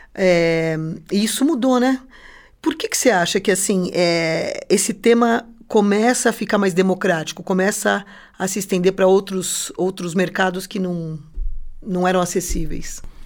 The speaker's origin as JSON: {"language": "Portuguese", "region": "São Paulo", "country": "Brazil", "moved": "yes", "lives_now": "Curitiba, Brazil", "said": "eu sou de São Paulo, capital. E quando eu vim para cá"}